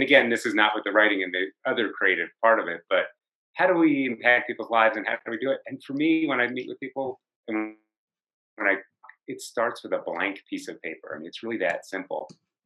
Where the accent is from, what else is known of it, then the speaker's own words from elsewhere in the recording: New Jersey, United States; now in Colorado, United States; I live in Colorado, I'm from New Jersey